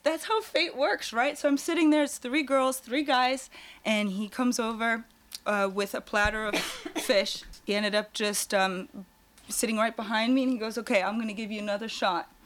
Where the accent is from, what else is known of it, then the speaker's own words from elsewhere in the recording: Germany; now in California, United States; originally I'm actually from Germany